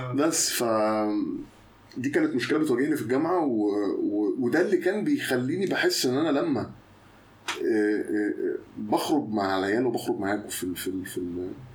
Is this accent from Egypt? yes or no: yes; Mansoura, Dakahlia, Egypt; انا مولود في المنصوره